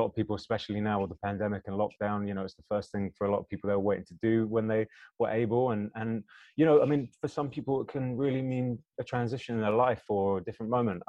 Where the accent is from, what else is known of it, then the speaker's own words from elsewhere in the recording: United Kingdom; accent: British; my British accent kicks in a bit more when I go to America